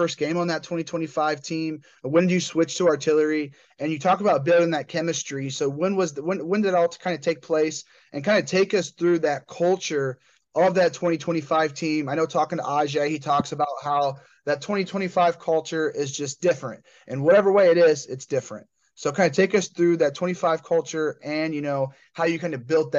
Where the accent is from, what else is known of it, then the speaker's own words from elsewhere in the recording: Midwest, United States; I'm from the Midwest.